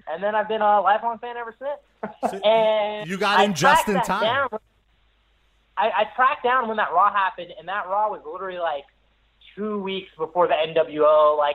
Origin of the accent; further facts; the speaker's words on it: the Carolinas, United States; growing up in Carolina, and then I'm, I'm, uh, I'm 27